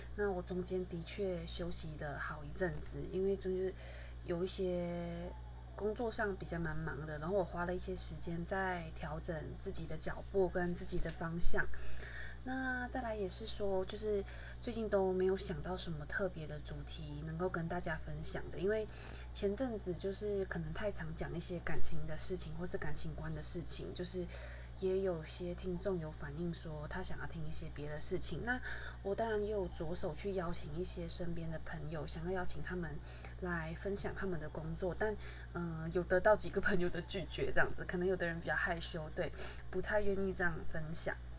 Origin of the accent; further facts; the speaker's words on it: Malaysia; moved away as an adult; now in Taiwan; 我其实从小到大都是在马来西亚长大